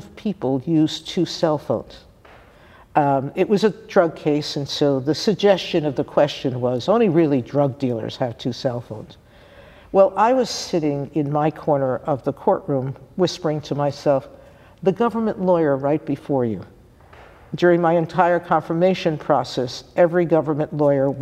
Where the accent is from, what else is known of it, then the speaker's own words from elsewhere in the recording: New York City, New York, United States; I'm from the Bronx in New